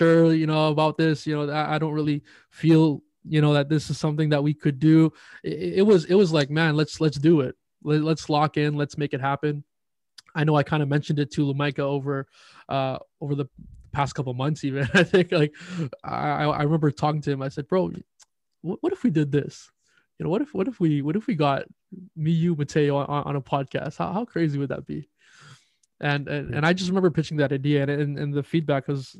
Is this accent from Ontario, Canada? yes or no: no; Winnipeg, Manitoba, Canada; I am from the great city of Winnipeg, Manitoba